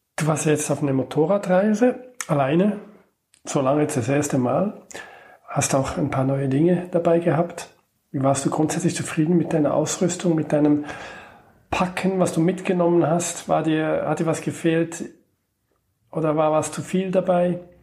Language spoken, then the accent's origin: German; Switzerland; als Schweizer